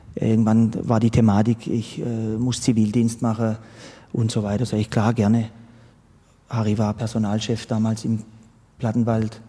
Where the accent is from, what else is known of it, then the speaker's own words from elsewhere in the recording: Sternenfels, Baden-Württemberg, Germany; moved away as an adult; also born or lived in Pforzheim / Heilbronn; Angefangen hat alles in meinem Wohnort Sternenfels. Mhm das war so der Enzkreis, Kreis Pforzheim. Da bin ich aufgewachsen